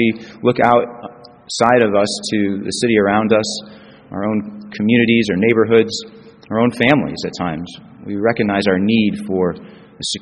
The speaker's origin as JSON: {"language": "English", "town": "Springfield", "country": "United States", "tie": "born or raised there", "also_born_or_lived": "Chicago", "moved": "yes", "said": "It's always good to be back in Springfield for me. And it's my hometown."}